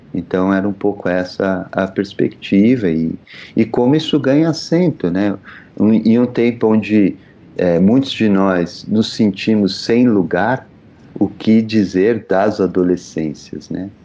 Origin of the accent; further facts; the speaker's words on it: São Paulo, Brazil; eu sou da Zona Leste de São Paulo